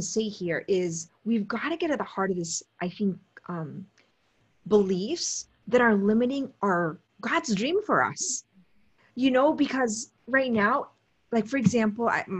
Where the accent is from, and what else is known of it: Potomac, Maryland, United States; also born or lived in Steubenville